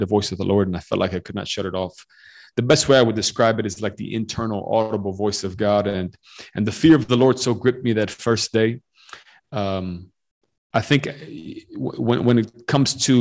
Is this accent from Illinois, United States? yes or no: yes; Chicago, Illinois, United States; also born or lived in Western Romania; I grew up in the U.S., grew up in Chicago